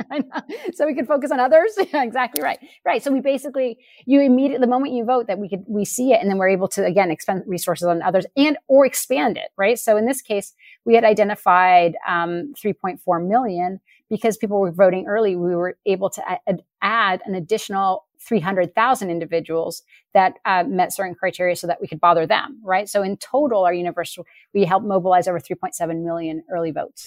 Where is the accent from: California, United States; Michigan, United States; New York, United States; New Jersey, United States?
California, United States; Sonoma; when I was growing up in Sonoma